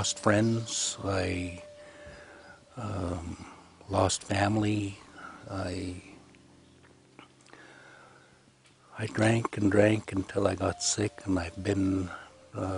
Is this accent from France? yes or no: no; Kelowna, British Columbia, Canada; also born or lived in Oroville, Washington; I'm from the West Bank First Nation reservation. And I was born in Kelowna, British Columbia, Canada